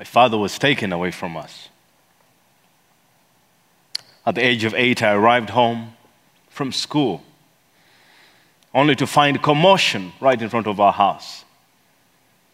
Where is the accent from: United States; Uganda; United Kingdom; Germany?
Uganda; Kampala, Central Region; also born or lived in eastern Uganda; I come from Kampala, Uganda.